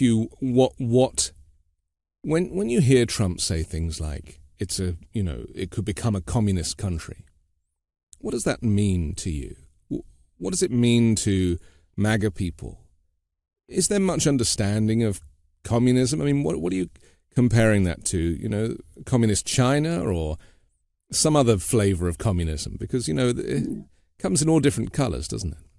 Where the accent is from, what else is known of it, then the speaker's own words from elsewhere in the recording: United Kingdom; now in United States; a British guy living in the U.S.